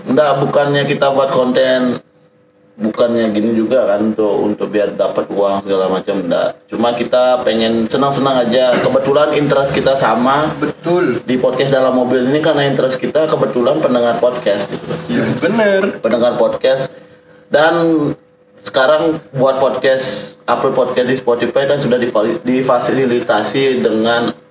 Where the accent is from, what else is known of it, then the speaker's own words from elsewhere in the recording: Bali, Indonesia; walaupun kita dari Bali stereotip orang Bali